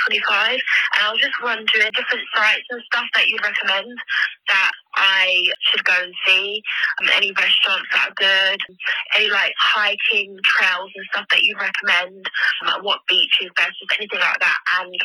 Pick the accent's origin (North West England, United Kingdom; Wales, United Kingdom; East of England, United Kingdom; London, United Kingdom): London, United Kingdom; I'm from London and I'm 27 years old.